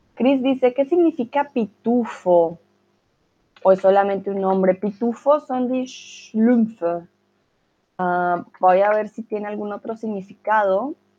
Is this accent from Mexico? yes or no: no; Colombia; soy de Colombia